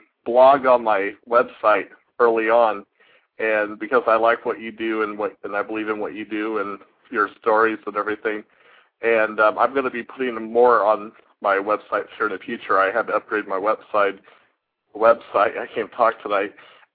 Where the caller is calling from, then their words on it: Indiana, United States; I'm from Indiana.